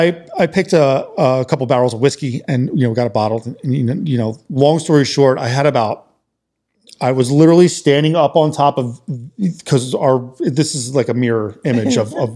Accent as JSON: {"language": "English", "area": "Princeton area", "region": "New Jersey", "country": "United States", "also_born_or_lived": "Philadelphia", "moved": "yes", "said": "I'm originally from New Jersey, like the Princeton area."}